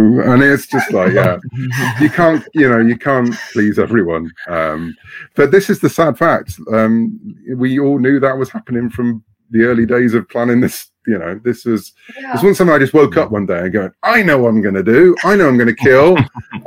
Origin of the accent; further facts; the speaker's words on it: United Kingdom; Over here in the UK, we pronounce things differently